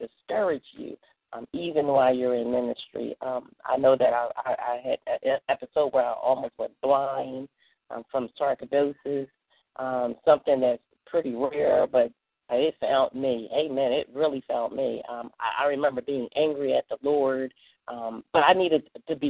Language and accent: English; Philadelphia, Pennsylvania, United States; now in Swainsboro, United States; I am originally from Philadelphia